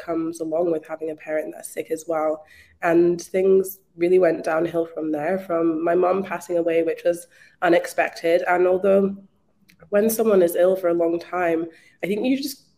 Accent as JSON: {"language": "English", "region": "Scotland", "country": "United Kingdom", "moved": "as an adult", "lives_now": "Melbourne, Australia", "said": "I'm actually from Scotland, but I moved to Australia in 2016."}